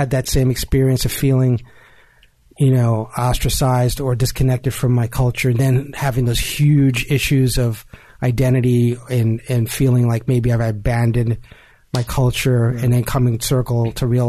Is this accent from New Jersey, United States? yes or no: yes; Jersey City, New Jersey, United States; I grew up in Jersey City